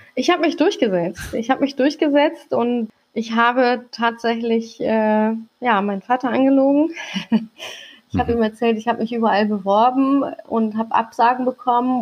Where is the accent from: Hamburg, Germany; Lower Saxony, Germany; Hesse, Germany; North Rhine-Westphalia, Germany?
Hamburg, Germany; also born or lived in Langenhorn, Hamburg; ich bin mitten auf dem Kiez groß geworden